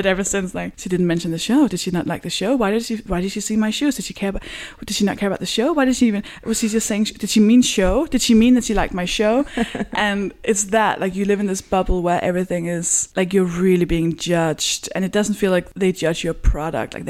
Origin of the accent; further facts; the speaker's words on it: Copenhagen, Capital Region of Denmark, Denmark; moved away; because I'm from Denmark, I'm from Copenhagen, where even though it's the biggest city